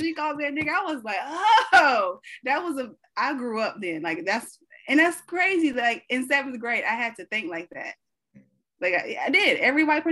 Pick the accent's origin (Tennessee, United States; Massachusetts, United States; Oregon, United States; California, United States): Tennessee, United States; I grew up in Bumblefuck, Tennessee.